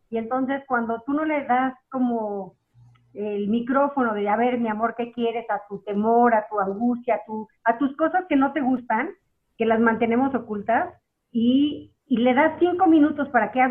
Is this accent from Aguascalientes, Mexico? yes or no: no; Mexico City, Mexico; Soy de la Ciudad de México.